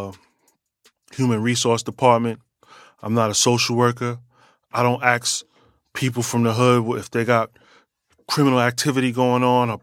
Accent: New York City, New York, United States; also born or lived in Queens; I'm a New Yorker. Born and raised, you know what I mean? My journey started in Brooklyn, going to Queens

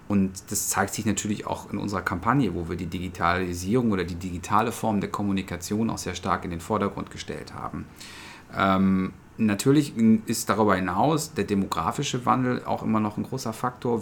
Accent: Essen, North Rhine-Westphalia, Germany; ich bin äh, gebürtiger Essener

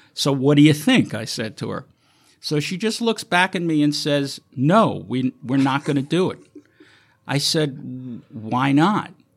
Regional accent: New York City, New York, United States; growing up in New York

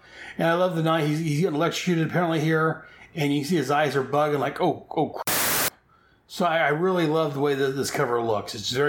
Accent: near Merced, California, United States; Merced, California. That is about 16 miles from my hometown.

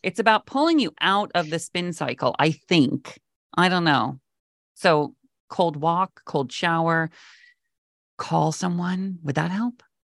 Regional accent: Mount Vernon, Washington, United States; moved away as an adult; also born or lived in Los Angeles / Palm Springs; now in New York, United States; I grew up in Washington State, right under, like, Bellingham, a little town called Mount Vernon

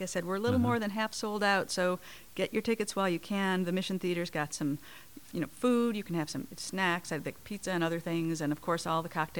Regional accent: Chicago, Illinois, United States; now in Portland, United States; I am from Chicago.

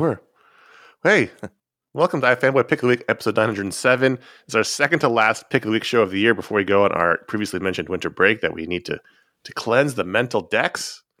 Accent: New York City, New York, United States; I grew up in Owl Territory

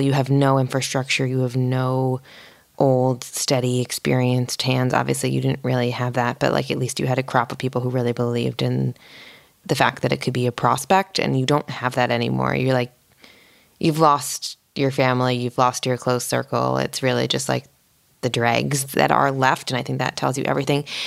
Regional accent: East Coast, United States; moved away as an adult; now in Los Angeles, United States; I grew up on the East Coast

